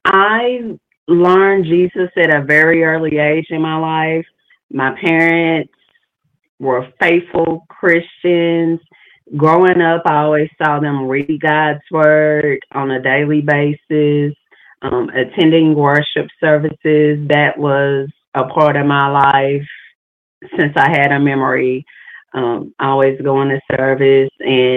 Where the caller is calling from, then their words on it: Arkansas, United States; I'm calling from Arkansas